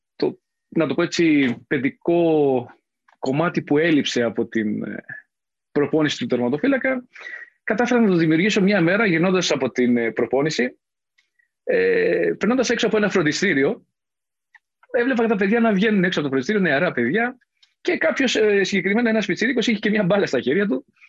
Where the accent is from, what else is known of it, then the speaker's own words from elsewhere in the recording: Mani, Laconia, Peloponnese, Greece; moved away; also born or lived in Athens; κατάγομαι από τη Λακωνία, από τη Μάνη συγκεκριμένα